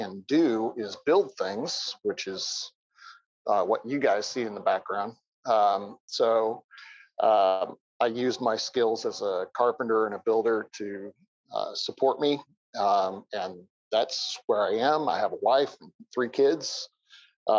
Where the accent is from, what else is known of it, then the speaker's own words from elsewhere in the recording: Kansas, United States; moved away as an adult; also born or lived in Northwest Iowa; now in St. Louis, United States; I am a lifelong Midwesterner. I grew up in Kansas, went to school in Northwest Iowa, came here to St. Louis in seminary in 1993, and I just stayed put